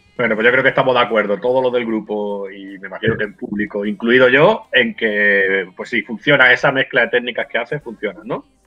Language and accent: Spanish; Benalmádena, Andalusia, Spain; en mi pueblo, yo soy de Benalmádena